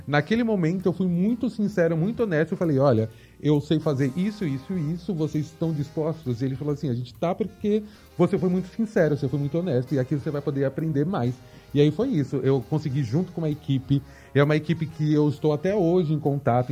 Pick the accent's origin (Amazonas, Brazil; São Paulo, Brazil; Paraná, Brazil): São Paulo, Brazil; nasci e cresci aqui em São Paulo, capital. É, cresci na periferia de São Paulo, Americanópolis